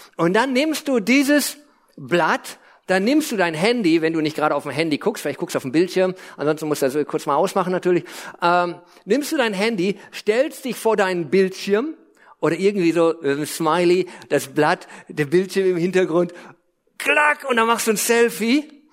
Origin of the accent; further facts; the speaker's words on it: Lippe, North Rhine-Westphalia, Germany; also born or lived in Hesse / United States; Also ich bin in Hessen geboren, dann nach Lippe eingewandert